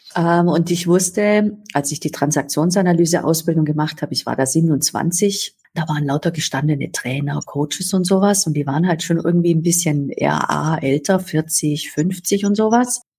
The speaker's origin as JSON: {"language": "German", "area": "Upper Swabia", "region": "Baden-Württemberg", "country": "Germany", "tie": "born or raised there", "said": "ich bin äh, an Oberschwaben aufgewachsen, tief katholisch"}